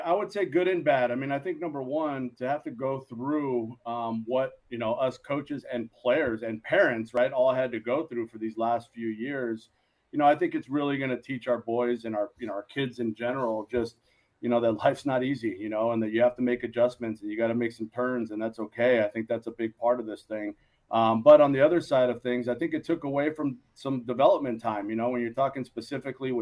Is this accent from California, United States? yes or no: yes; San Gabriel Valley, Los Angeles, California, United States; also born or lived in Moraga, California